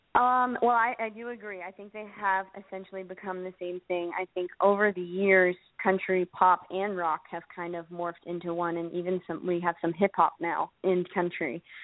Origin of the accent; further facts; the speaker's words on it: Pittsburgh, Pennsylvania, United States; moved away as an adult; now in Nashville, United States; I'm actually from Pittsburgh, Pennsylvania, and um, and I moved to Nashville a year ago